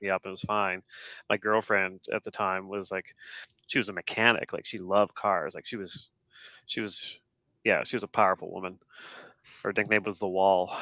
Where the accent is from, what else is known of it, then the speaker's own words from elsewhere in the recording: Canada; being Canadian